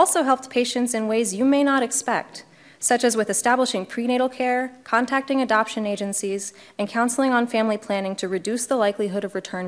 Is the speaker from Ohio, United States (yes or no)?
yes; Ohio, United States; I am proud to call myself a lifelong Ohioan